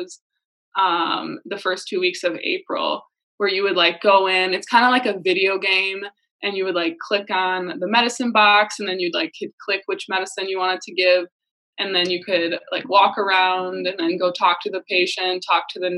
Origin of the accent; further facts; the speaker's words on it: Muskegon, Michigan, United States; moved away as an adult; now in Minnesota, United States; I'm from Muskegon, Michigan